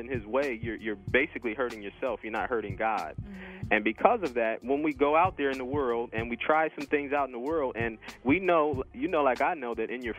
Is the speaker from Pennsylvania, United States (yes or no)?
yes; Harrisburg, Pennsylvania, United States; moved away as an adult; also born or lived in Virginia; I'm originally from Harrisburg, Pennsylvania, or I grew up in Harrisburg, Pennsylvania